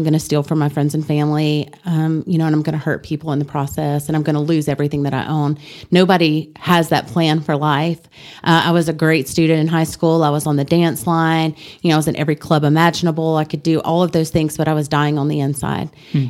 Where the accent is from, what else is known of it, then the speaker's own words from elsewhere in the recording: Ruston, Louisiana, United States; I was born in Ruston, Louisiana.